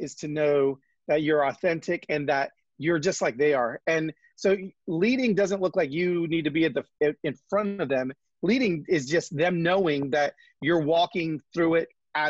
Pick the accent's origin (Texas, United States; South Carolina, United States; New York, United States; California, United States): California, United States; Los Angeles; moved away as an adult; also born or lived in Atlanta; now in Nashville, United States; We're both from Los Angeles, and we're LA family that ended up going to Atlanta for a few years and then landed in Nashville, Tennessee.